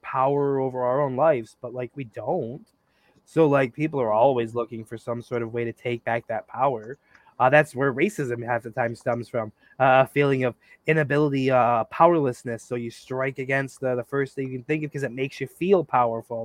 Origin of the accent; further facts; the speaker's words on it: United States; growing up in America as an American